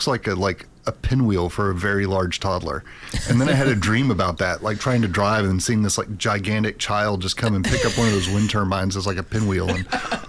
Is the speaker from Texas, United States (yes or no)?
yes; Houston, Texas, United States; moved away; I grew up in Houston.